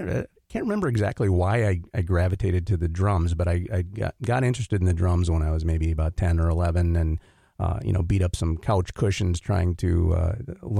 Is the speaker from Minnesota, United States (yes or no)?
yes; Blue Earth, Minnesota, United States; also born or lived in Twin Cities, Minnesota; I grew up in Blue Earth, Minnesota.